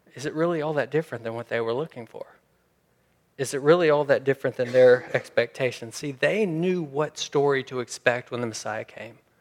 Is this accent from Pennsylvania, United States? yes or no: no; Memphis, Tennessee, United States; I'm from Memphis, Memphis, Tennessee